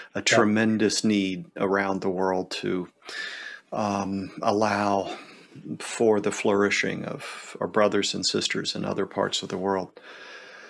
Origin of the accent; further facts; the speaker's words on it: Pennsylvania, United States; growing up in Pennsylvania, you know, the great big old barns